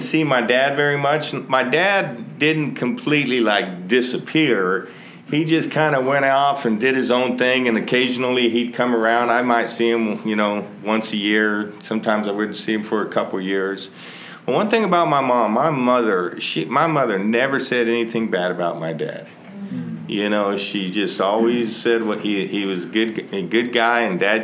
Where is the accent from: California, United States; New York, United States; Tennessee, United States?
California, United States; moved away as an adult; also born or lived in Texas; I grew up actually in California